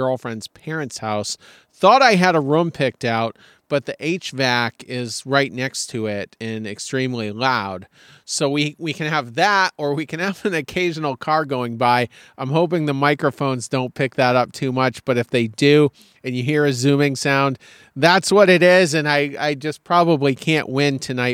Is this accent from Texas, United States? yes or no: no; Maine, United States; now in South Carolina, United States; I am up in my home state of Maine.